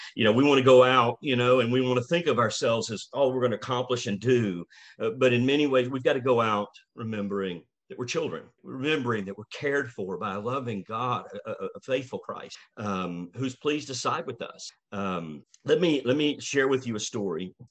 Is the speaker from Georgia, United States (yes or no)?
yes; Rome, Georgia, United States; we moved back to Rome, my hometown